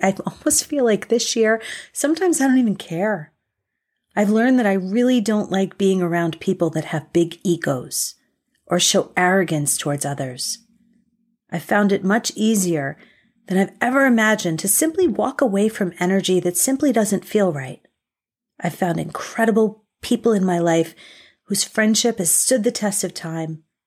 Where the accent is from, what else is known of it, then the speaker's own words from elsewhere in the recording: United States; as an American